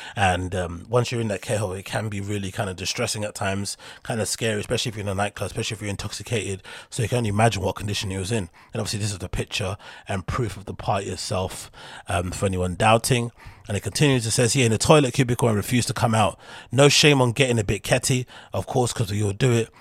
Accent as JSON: {"language": "English", "region": "London", "country": "United Kingdom", "said": "I come from London, so I have that London mentality"}